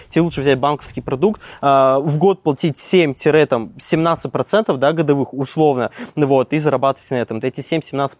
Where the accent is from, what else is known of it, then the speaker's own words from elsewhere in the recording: Perm, Perm Krai, Russia; also born or lived in Krasnokamsk; я сам родом, да, я прожил в Перми, вот, mm. сам я родился в Краснокамске